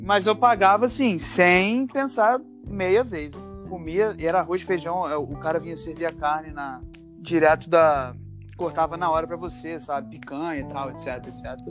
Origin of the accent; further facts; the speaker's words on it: Rio de Janeiro, Brazil; moved away as an adult; also born or lived in Iowa, United States; now in Massachusetts, United States; eu nasci aqui, mas cresci no, no, no Rio